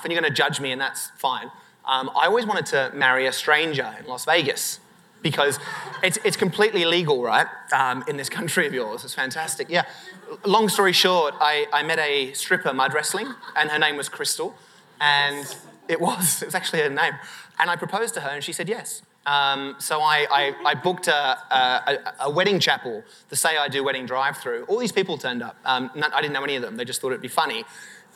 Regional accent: Sydney, New South Wales, Australia; I'd finished high school in Sydney in Australia

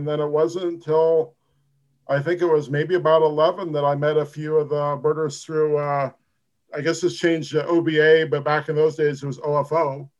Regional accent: Eugene, Oregon, United States; I grew up in Eugene, Oregon.

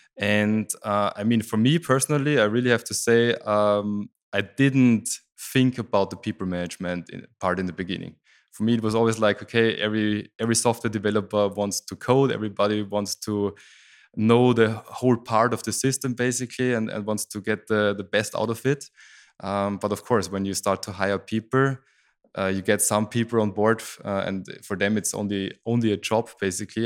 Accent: Styria, Austria; I grew up in Styria, that's the south part of Austria

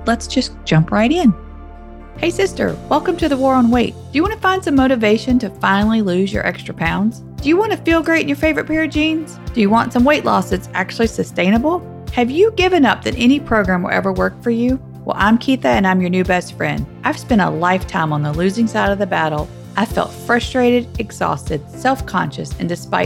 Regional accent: the South, United States; accent: Southern; my Southern accent

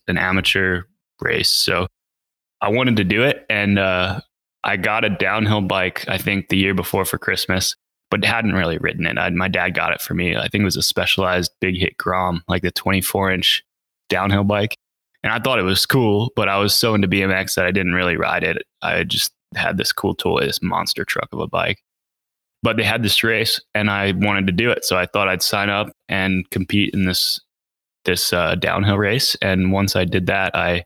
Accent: Reading, Pennsylvania, United States; now in Pisgah Forest, United States; I grew up in Reading, Pennsylvania.

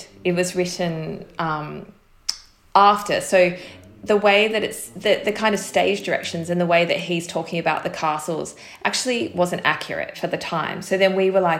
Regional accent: Australia; moved away as an adult; now in United Kingdom; as an Australian who had not really spent much time in this country

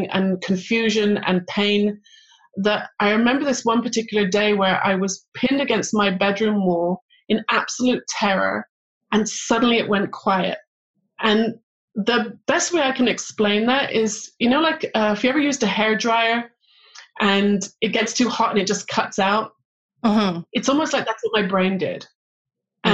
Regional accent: England, United Kingdom; moved away as an adult; also born or lived in Manchester / London; now in Israel; I grew up in England

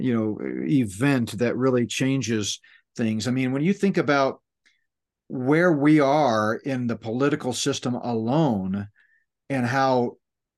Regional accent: Northeast, United States; moved away; when I grew up in the Northeast

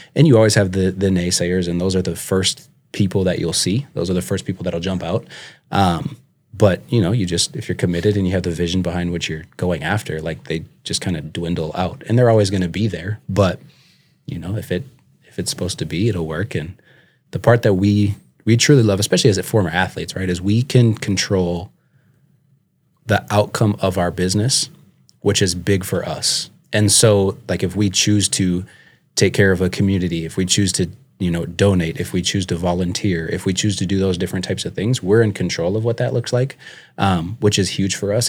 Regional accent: St. Louis Park, Minnesota, United States; moved away as an adult; also born or lived in Buffalo, Minnesota / Mankato, Minnesota; now in Sioux Falls, United States; I'm originally from Minnesota, so I grew up in the Twin Cities area. Um, was born and raised

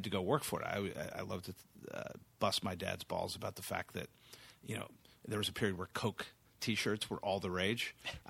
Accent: San Antonio, Texas, United States; I always think of myself first as a Texan. I grew up in San Antonio specifically.

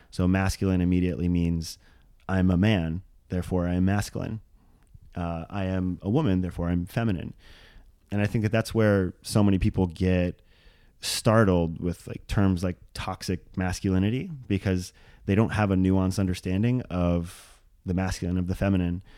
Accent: Maui, Hawaii, United States; grew up as a small white bullied child on the south side of Maui, Hawaii

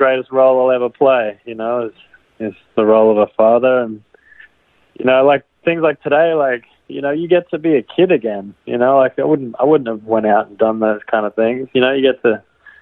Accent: far north Queensland, Australia; moved away as an adult; now in Los Angeles, United States; I'm from Australia. I grew up on a cattle ranch. I guess we call them cattle properties in Australia. Our ranch was out in far north Queensland

